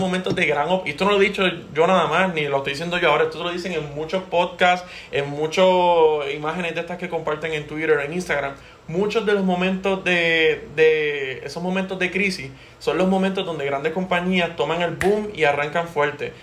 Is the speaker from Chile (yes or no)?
no; Puerto Rico; somos puertorriqueños